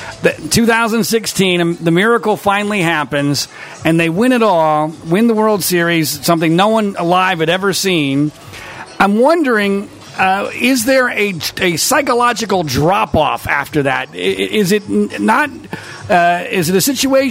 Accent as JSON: {"language": "English", "town": "Philadelphia", "region": "Pennsylvania", "country": "United States", "tie": "born or raised there", "said": "as a kid growing up in Philadelphia area"}